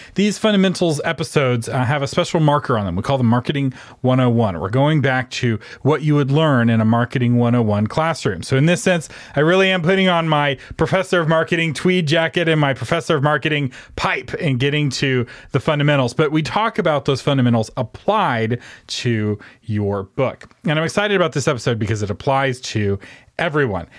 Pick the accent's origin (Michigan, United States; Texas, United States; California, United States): Texas, United States; I'm from Texas, where we don't really have train stations